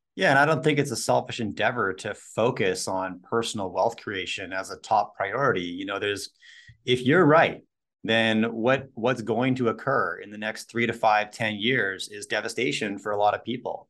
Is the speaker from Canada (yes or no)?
yes; Canada; My wife's American, I'm Canadian